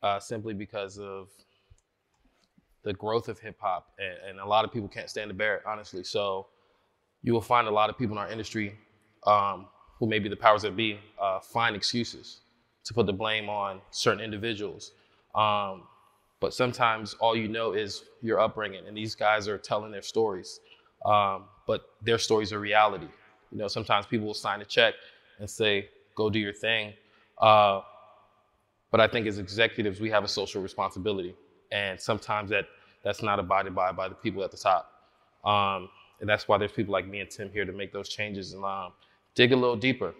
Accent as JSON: {"language": "English", "town": "Palm Beach", "region": "Florida", "country": "United States", "moved": "as an adult", "lives_now": "Los Angeles, United States", "said": "I'm originally from Palm Beach, Florida. I now reside in LA for the last 9 years"}